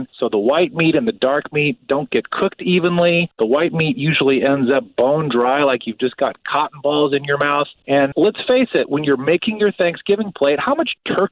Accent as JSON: {"language": "English", "area": "outside Chicago, the Midwest", "region": "Illinois", "country": "United States", "tie": "born or raised there"}